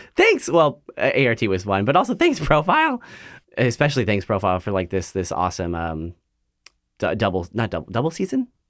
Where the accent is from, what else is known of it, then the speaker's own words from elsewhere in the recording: Central Valley of California, United States; moved away as an adult; now in Portland, United States; I grew up in the Central Valley of California, and it's a, I guess it's a smaller, kinda like, cow town, agricultural town.